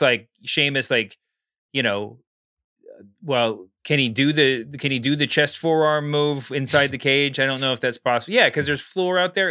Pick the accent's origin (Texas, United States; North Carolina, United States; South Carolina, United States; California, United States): Texas, United States; I grew up in Texas